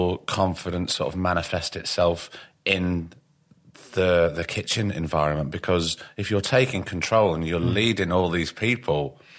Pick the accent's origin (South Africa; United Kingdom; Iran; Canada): United Kingdom; Blackpool, North West England; accent: northern; moved away; also born or lived in London; I come from Blackpool